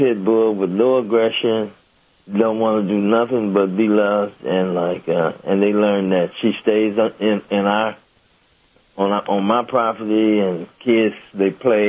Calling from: Pomona, California, United States; Pomona, California.

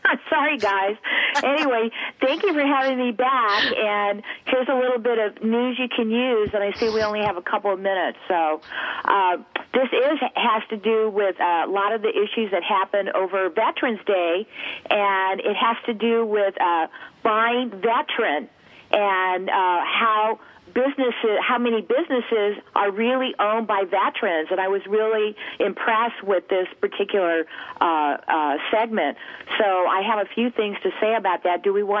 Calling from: San Diego, California, United States; I am. I'm in San Diego, California.

